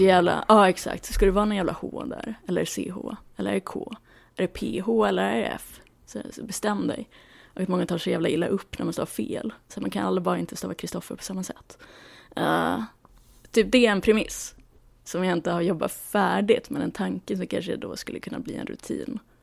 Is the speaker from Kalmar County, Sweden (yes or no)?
no; Luleå, Norrbotten County, Sweden; moved away as an adult; now in Stockholm, Sweden; jag växte upp i Luleå